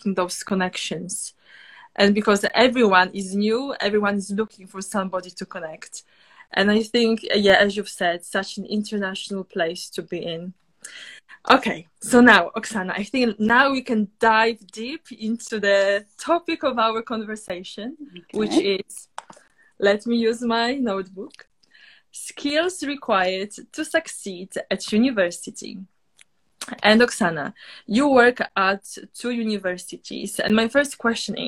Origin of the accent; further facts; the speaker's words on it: Poland; moved away as an adult; now in Oxford, United Kingdom; I come from Poland and I live in Oxford, and I've been living in Oxford for now 7 years